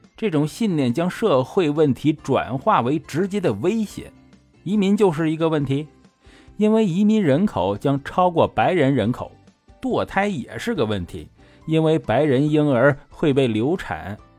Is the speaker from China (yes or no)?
yes; China; 我们中国人